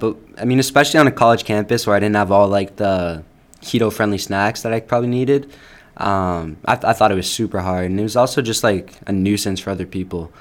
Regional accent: Upton, Massachusetts, United States; also born or lived in Cayman Islands; I grew up in Upton, Mass, my whole life.

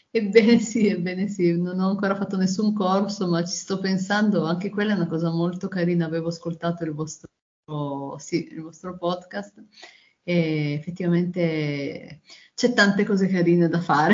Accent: Turin, Piedmont, Italy; io sono di Torino

